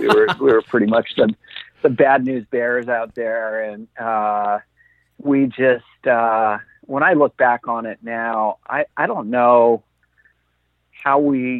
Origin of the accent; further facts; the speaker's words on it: South Florida, United States; I grew up in South Florida.